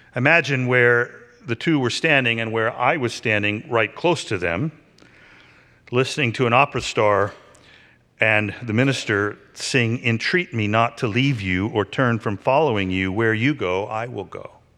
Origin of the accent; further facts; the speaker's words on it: Pittsburgh, Pennsylvania, United States; now in Philadelphia, United States; When I was growing up in Pittsburgh